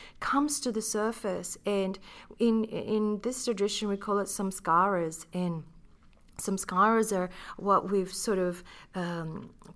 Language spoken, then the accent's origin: English; Philippines; I grew up being Filipina.